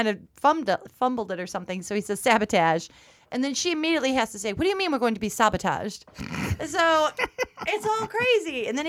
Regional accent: United States; I'm from Cherry Creek

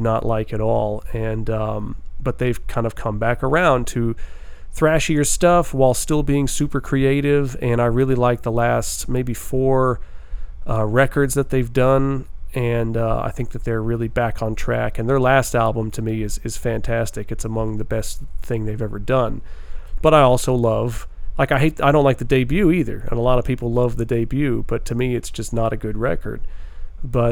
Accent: New York, United States; We're going to New York here. It's my home state

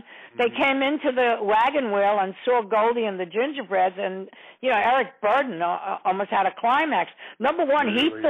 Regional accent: New York City, New York, United States; English is a second language; also born or lived in Poland; So I come from a pretty tough... I was brought up on the Lower East Side. I was a punk. I couldn't speak English. I learned how to speak English through music. And, you know, I come from Poland. And so being 7 years old at the time

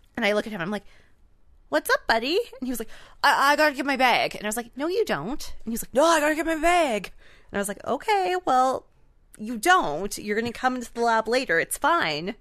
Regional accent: Canada; we are Canadian

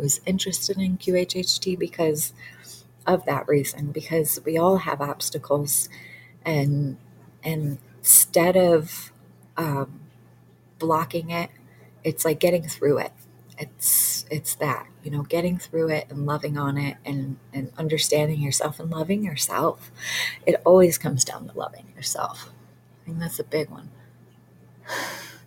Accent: Michigan, United States; I grew up in Michigan

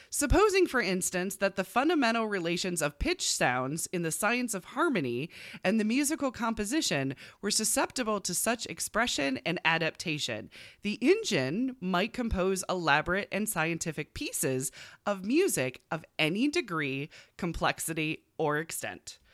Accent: United States; we're American and not British

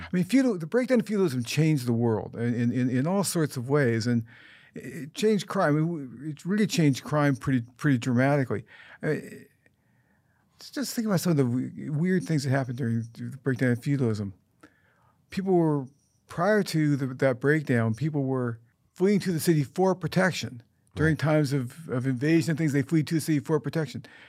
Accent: United States; I'm an American

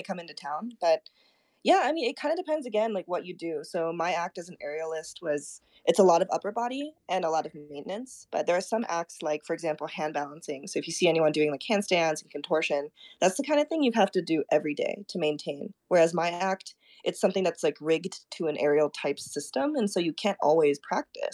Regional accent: Koganei, Tokyo, Japan; first language Japanese; English is a second language; moved away; also born or lived in Minnesota; I was born and raised in Tokyo. I was born in this little place, kind of right outside of Tokyo called Musashi Kogane.

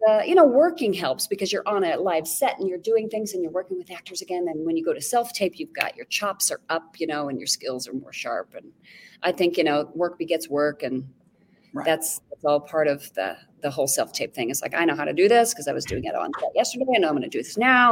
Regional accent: Castle Rock, Colorado, United States; moved away; I'm from Castle Rock, just like south of Denver

